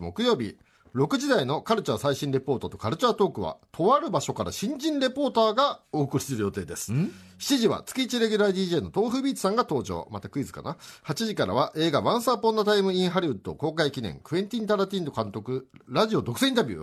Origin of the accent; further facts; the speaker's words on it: Nakano, Tokyo, Japan; 僕の地元中野